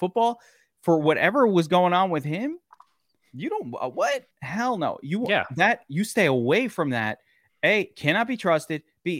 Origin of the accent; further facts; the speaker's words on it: New York City, New York, United States; I'm from Brooklyn.